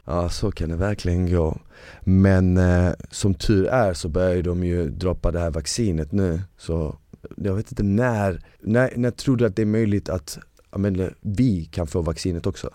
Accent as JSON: {"language": "Swedish", "town": "Malmö", "region": "Skåne", "country": "Sweden", "tie": "born or raised there", "also_born_or_lived": "Bosnia", "second_language": "Swedish", "said": "vi bodde på Rosengård"}